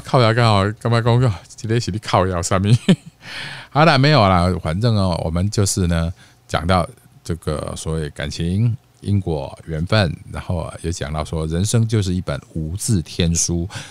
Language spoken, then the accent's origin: Chinese; Taiwan; accent: Taiwanese Mandarin with mainland Putonghua influence; moved away; also born or lived in Mainland China; 我其实是地道的本省人， 啊， 不， 本省台湾人哦